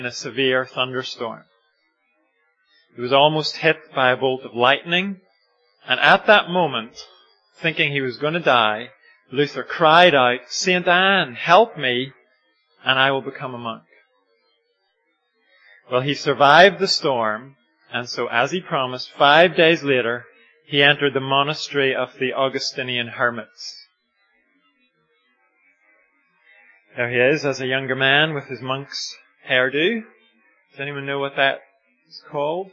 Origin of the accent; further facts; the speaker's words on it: Ireland; I'm Irish